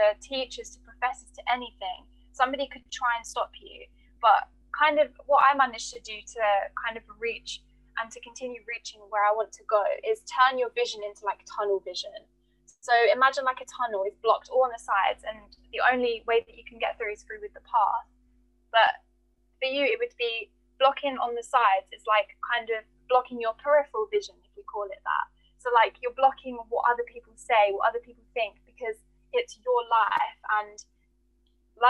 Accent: Kosovo; now in United Kingdom; my home country, Kosovo

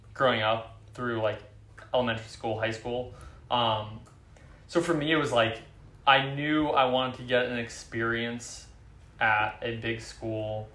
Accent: Oakland, California, United States; also born or lived in Champaign, Illinois; I grew up in the Bay Area. I grew up in Oakland. Um, born and raised there

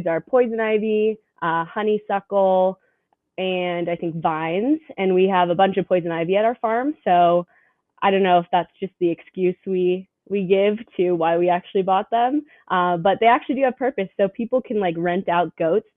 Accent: St. Louis, Missouri, United States; I'm from St. Louis, Missouri, which is definitely St. Louis. It's very suburban

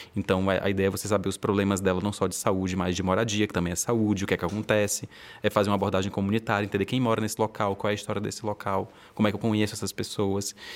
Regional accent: Fortaleza, Ceará, Brazil; now in Rio de Janeiro, Brazil; Mas eu sou de Fortaleza, estou morando no Rio de Janeiro

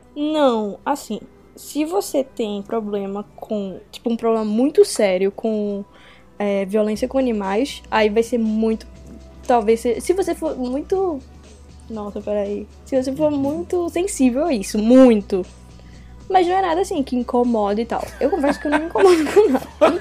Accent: Recife, Pernambuco, Brazil; eu sou de Recife

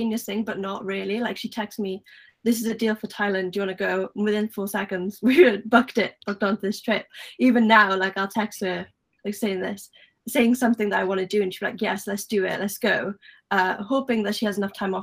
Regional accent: Wales, United Kingdom; accent: Welsh; my Welsh accent

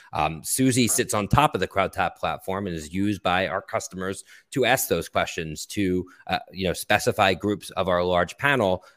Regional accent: Philadelphia, Pennsylvania, United States; also born or lived in Boston; now in Brooklyn, New York, United States; I grew up in Philadelphia and went to school in Boston and now have lived in New York for the last twenty years

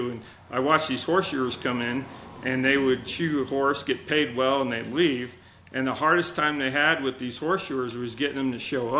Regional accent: Fairbanks, Alaska, United States; moved away; Well, so I grew up in Fairbanks. My dad was in the Air Force, and we moved around a bunch. But we ended up doing two tours in Fairbanks, Alaska, and basically from fourth grade through high school, I basically grew up in Alaska.

